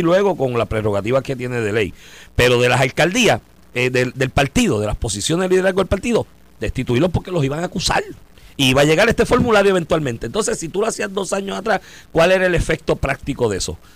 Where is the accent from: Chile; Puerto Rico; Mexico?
Puerto Rico; now in United States; somos tantos los puertorriqueños que votamos aquí